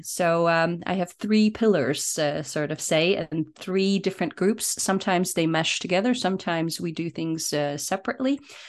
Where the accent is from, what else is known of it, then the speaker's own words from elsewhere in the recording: Poland; born there; also born or lived in Germany / United States; I always say that I was born in Poland, but I have lived in Germany. I have lived in the United States, and I repatriated to Poland where I studied and started a business.